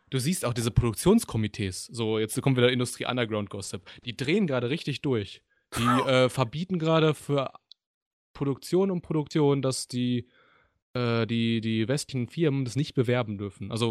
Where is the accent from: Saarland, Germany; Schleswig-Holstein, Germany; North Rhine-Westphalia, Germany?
North Rhine-Westphalia, Germany; Düsseldorf; ich komme aus Düsseldorf.